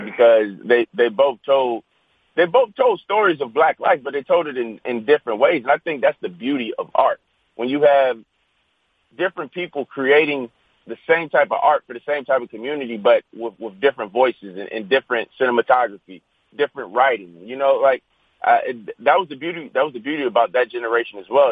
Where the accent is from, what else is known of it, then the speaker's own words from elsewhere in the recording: Virginia, United States; growing up in Virginia